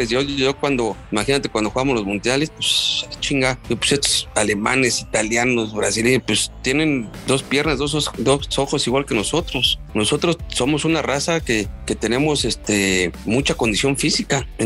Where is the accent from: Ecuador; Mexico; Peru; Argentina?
Mexico; Pues ya sabes que yo pues, soy mexicano, cabrón